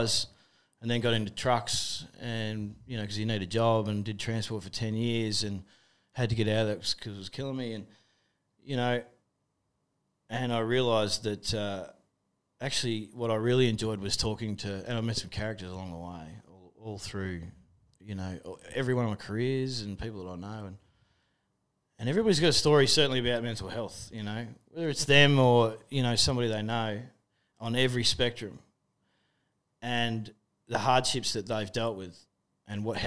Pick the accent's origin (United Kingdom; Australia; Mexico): Australia; we're both Australian blokes